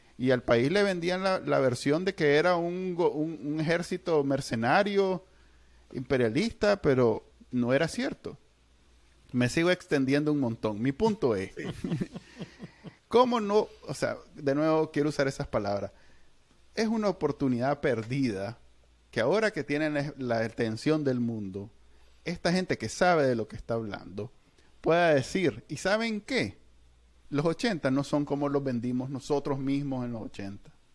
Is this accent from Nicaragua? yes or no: yes; Nicaragua; somos nicas